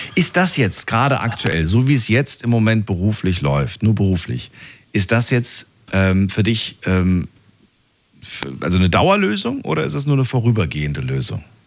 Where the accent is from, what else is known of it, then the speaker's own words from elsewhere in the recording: near Eisenach, Thuringia, Germany; Da bin ich in der Nähe geboren